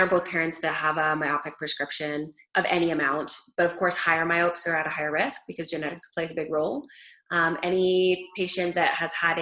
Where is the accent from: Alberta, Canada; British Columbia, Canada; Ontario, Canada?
Alberta, Canada; moved away as an adult; also born or lived in Forest Grove, Oregon, United States / Houston, United States; I'm Canadian, so I grew up in Alberta.